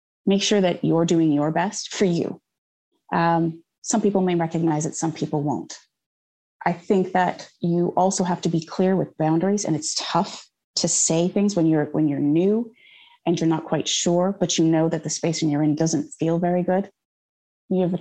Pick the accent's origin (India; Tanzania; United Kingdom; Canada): Canada; moved away as an adult; now in United States; growing up in Canada